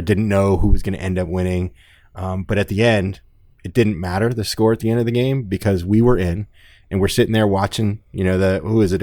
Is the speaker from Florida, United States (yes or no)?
yes; South Florida, United States; growing up in South Florida my whole life